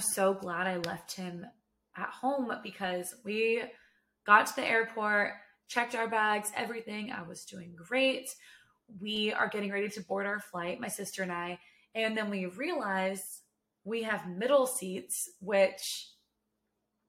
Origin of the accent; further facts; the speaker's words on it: Sacramento, California, United States; now in Texas, United States; Originally, I'm from Sacramento. My whole family's from Sacramento